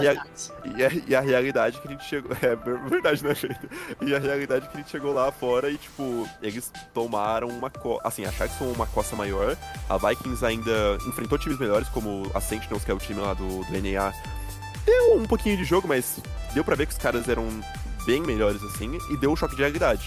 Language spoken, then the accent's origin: Portuguese; Brazil; eu sou brasileiro